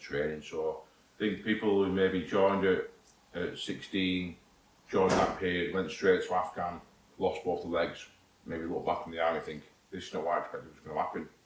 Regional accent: St Helens, North West England, United Kingdom; accent: northern; also born or lived in Warminster; I need to go back home to my, to my hometown. That's where I'm from

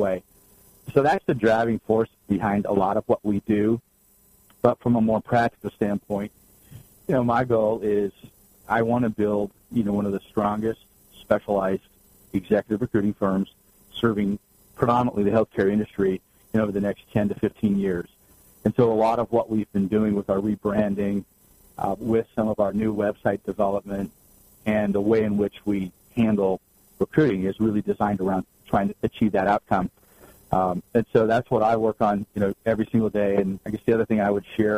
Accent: Santa Cruz, California, United States; moved away as an adult; now in Arizona, United States; born and raised in Northern California, kind of a beach boy at heart. I was raised in Santa Cruz

